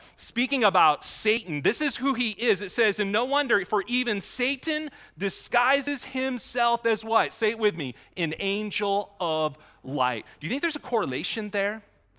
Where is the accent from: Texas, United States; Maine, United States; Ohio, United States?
Maine, United States; I grew up in Maine. I say aunt, not aunt.